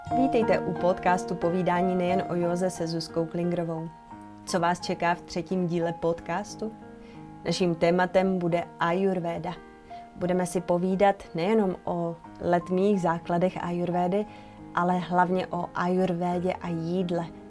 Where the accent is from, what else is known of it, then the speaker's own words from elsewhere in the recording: Bohemia, Czechia; u nás v Čechách v zimě nic neroste